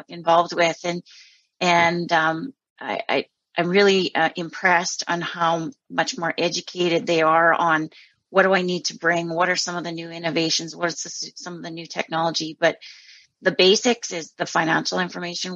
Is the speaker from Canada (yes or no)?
yes; Southern Alberta, Canada; I'm originally from Southern Alberta, growing up on a farm there and gravitated to Northern Alberta